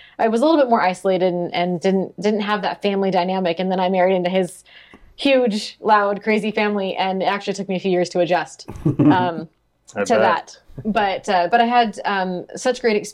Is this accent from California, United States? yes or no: yes; Sunnyvale, California, United States; moved away; I grew up in Sunnyvale, California